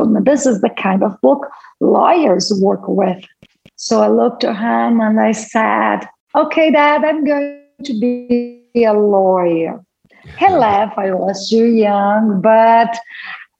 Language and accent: English; Brazil; first language Portuguese; English is a second language; I was born in Brazil. I live in Brazil